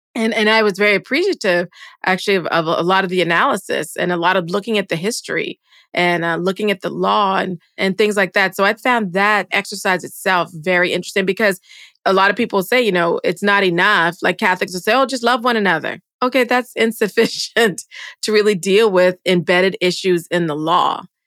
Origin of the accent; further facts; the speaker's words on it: United States; being American